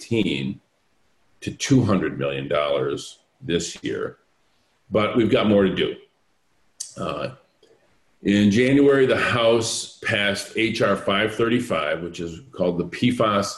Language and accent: English; Flint, Michigan, United States; my hometown of Flint